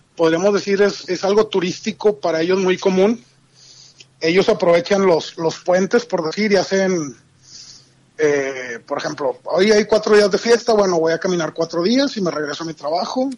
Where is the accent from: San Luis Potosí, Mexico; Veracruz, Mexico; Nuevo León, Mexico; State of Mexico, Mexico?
Nuevo León, Mexico; Monterrey; soy de Monterrey, Nuevo León